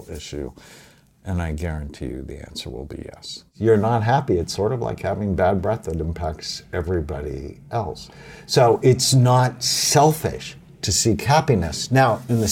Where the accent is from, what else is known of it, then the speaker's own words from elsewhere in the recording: Los Angeles, California, United States; I grew up in Catholic school, I went to Our Lady of Grace Elementary School in Encino and then Crespi High School